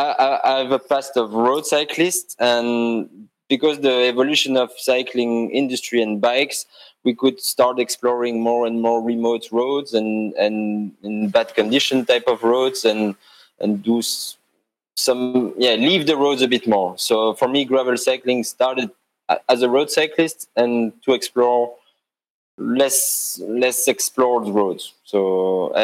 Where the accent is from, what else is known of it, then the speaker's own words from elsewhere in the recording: Belgium; first language French; English is a second language; moved away as an adult; now in Geneva, Switzerland; I'm natively French speaker. I'm from Belgium.